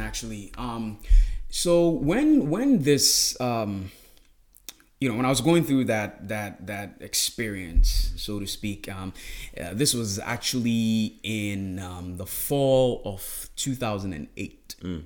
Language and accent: English; Ghana; moved away as an adult; also born or lived in Smithfield, Rhode Island, United States; now in United States; born and raised in Ghana